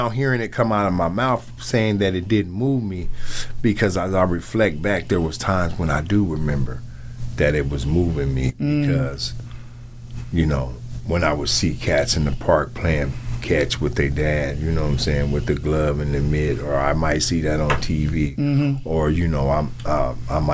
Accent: Seattle, Washington, United States; also born or lived in Wichita, Kansas; I grew up here in Seattle.

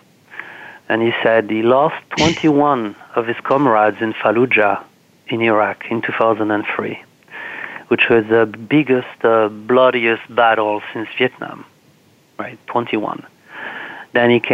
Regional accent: France; now in Washington, D.C., United States; I'm from France

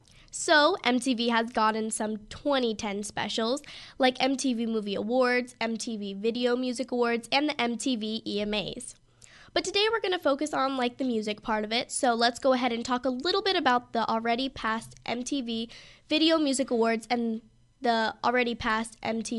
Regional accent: San Diego, California, United States; I was actually, in fact, born in California, but I was born in San Diego

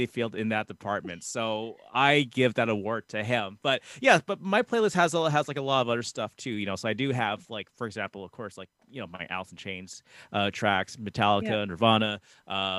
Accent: Canada; us being a Canadian group

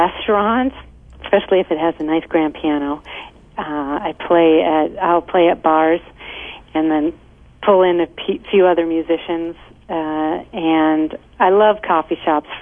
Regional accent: Midwest, United States; also born or lived in Lake Michigan; now in Southern California, United States; I'm from the Midwest

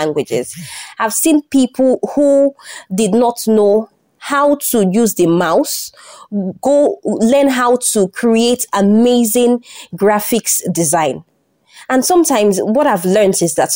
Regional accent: Nigeria; I'm from Nigeria

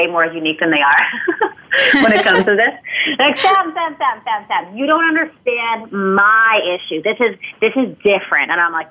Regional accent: Canada; moved away as an adult; now in San Diego, United States

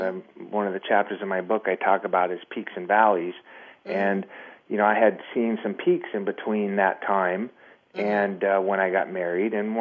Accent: Southern California, United States; moved away as an adult; also born or lived in Miami / Las Vegas; I was raised in Miami. My family moved out here when I was very young. And I was raised in Southern California

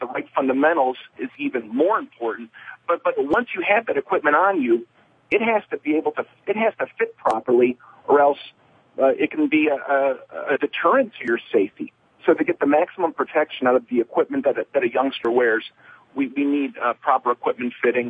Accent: Northeast Ohio, United States; I grew up in Northeast Ohio

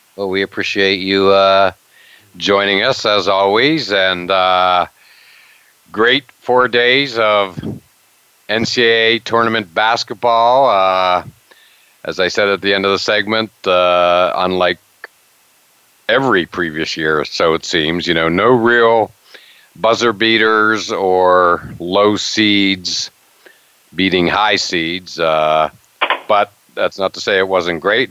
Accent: Pennsylvania, United States; my hometown in Pennsylvania

